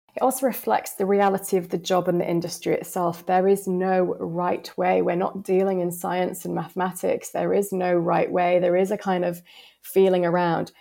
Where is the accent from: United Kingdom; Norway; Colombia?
United Kingdom; the north of England; accent: northern; I was told that my accent was too strong and no client would ever be able to build a relationship with me because of my northern tones